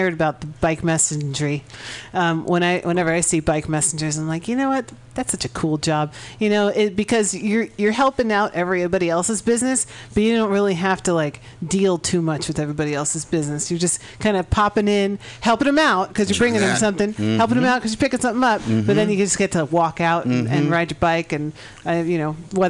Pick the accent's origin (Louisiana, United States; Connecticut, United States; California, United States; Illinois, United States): California, United States; I'm a Californian